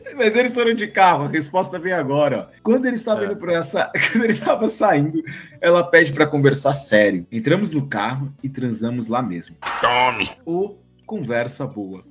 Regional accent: São Paulo, Brazil; que sou paulista

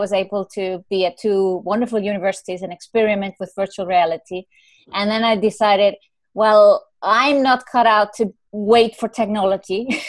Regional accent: Ireland; I'm Irish, you know, what do you call it in the horoscope?

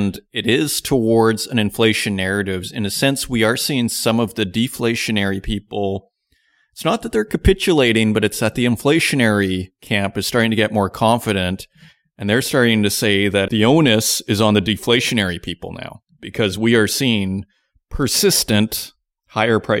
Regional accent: Canada; now in Germany; I'm Canadian, but I live in Germany.

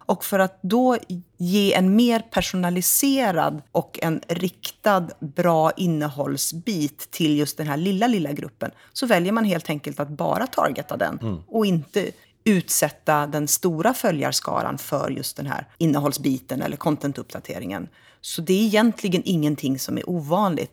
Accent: Sweden; vi svenskar

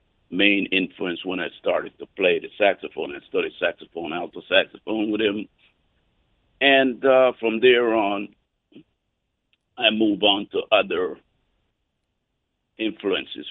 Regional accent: Colón, Panama; I was born in Panama, Colón

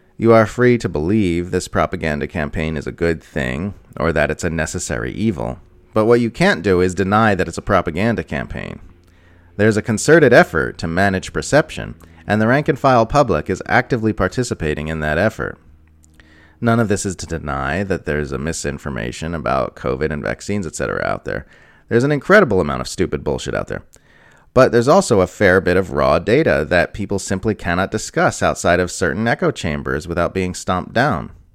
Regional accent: United States

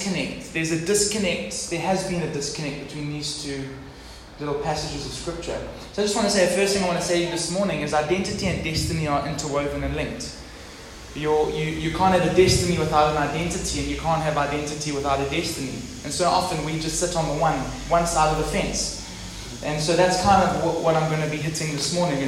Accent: Durban, KwaZulu-Natal, South Africa; moved away; also born or lived in Port Elizabeth; I was from Durban. And now from PE

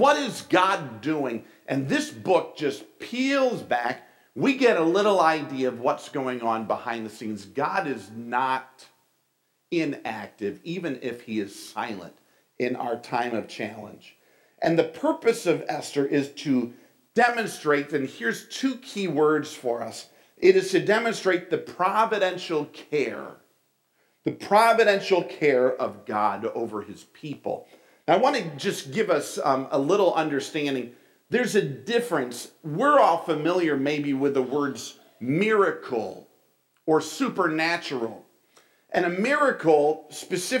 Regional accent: New York, United States; moved away as an adult; also born or lived in Springfield, Ohio; I was from New York

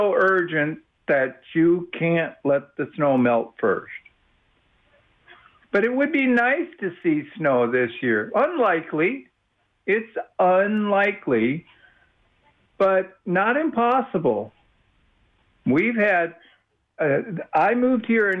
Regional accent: Midwest, United States; now in Austin, United States; I'm from the Midwest

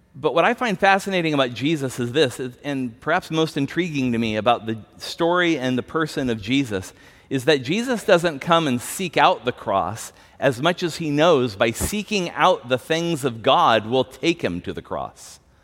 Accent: United States; we have as American Christians

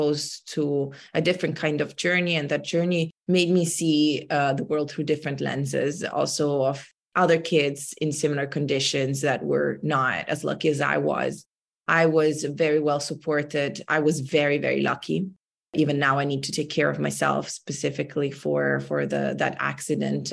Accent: Milan, Lombardy, Italy; moved away as an adult; now in Bay Area, United States; I was based in Milan. I grew up in Italy and I am now based in the United States in the Bay Area.

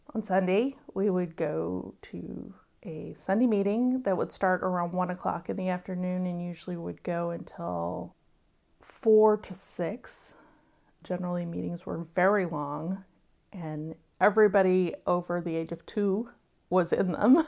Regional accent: Wimberley, Texas, United States; My hometown is Wimberley, Texas

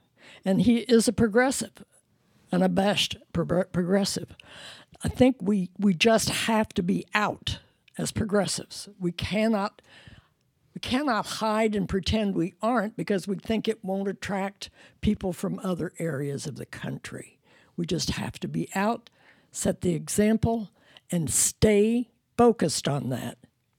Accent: Ohio, United States; now in San Francisco, United States; I'm born and raised in Ohio, in the district that sent John Boehner to Washington for many years.

